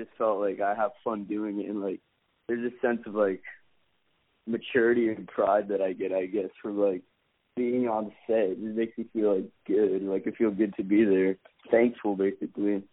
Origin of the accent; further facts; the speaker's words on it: Seattle, Washington, United States; I grew up in Seattle